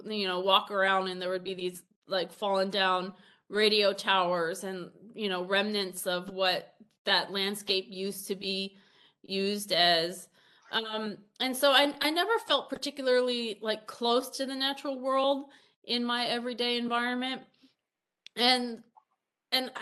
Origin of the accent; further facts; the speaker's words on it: New Jersey, United States; also born or lived in Iowa / Pennsylvania; now in Ohio, United States; I grew up in New Jersey